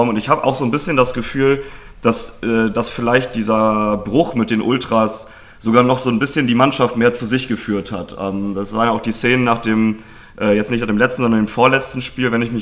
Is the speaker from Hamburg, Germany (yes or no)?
no; Bremen, Germany; auch da kann ich als Bremer wieder ein bisschen auch eigenen Input liefern